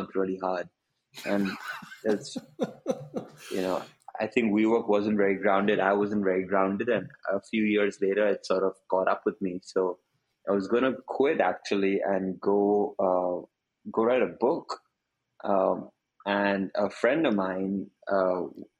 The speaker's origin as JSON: {"language": "English", "town": "Mumbai", "region": "Maharashtra", "country": "India", "tie": "born or raised there", "also_born_or_lived": "United States / China", "moved": "as an adult", "said": "I'm originally from India. So I went to school in Bombay, which is the big city of India"}